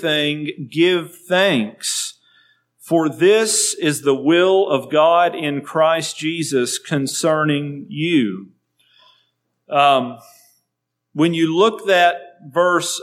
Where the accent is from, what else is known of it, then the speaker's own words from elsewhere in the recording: United States; as American citizens